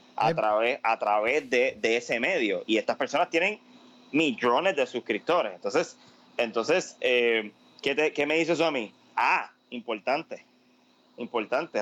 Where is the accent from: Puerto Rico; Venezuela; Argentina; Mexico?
Puerto Rico